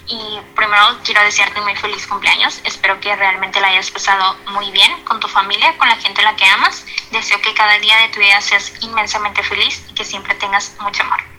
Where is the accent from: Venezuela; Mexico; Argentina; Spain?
Mexico; soy de México.